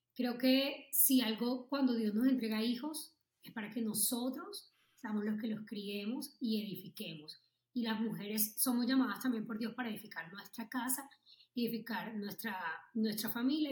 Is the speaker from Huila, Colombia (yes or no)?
no; Barranquilla, Atlántico, Colombia; moved away as an adult; also born or lived in Bogotá; yo soy de Barranquilla y acaba de llegar a, de Bogotá, a Bogotá a vivir